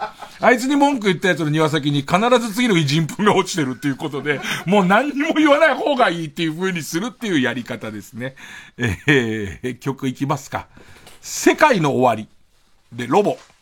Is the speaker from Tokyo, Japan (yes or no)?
yes; Arakawa, Tokyo, Japan; 僕たちの生まれ育った荒川区